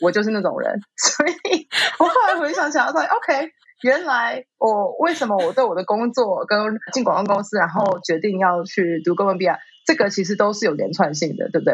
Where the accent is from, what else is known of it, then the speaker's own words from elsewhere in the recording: Taipei, Taiwan; moved away as an adult; also born or lived in New York, United States; 台北成长，我知道就是什么东西都很方便，然后大家人都很好，然后我在台北成长真的很幸福